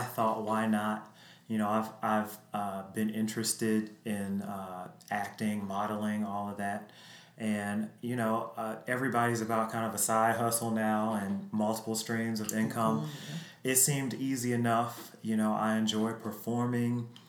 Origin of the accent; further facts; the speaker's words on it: Chicago, Illinois, United States; moved away as an adult; now in Richmond, Virginia, United States; Chicago is my hometown